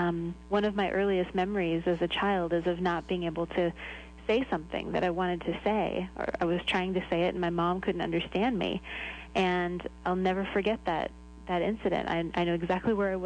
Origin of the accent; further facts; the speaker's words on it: Illinois, United States; also born or lived in Ecuador; now in Nashua, United States; I was born in Illinois, and I was interested in languages from a pretty young age.